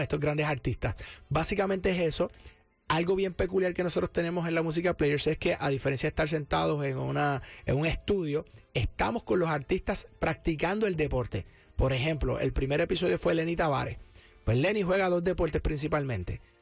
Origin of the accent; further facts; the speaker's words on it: Cabo Rojo, Puerto Rico; accent: Puerto Rican; now in San Juan, Puerto Rico; de allá, natural de Cabo Rojo y adoptado en San Juan hace muchos años. Este, pero sí, Boricua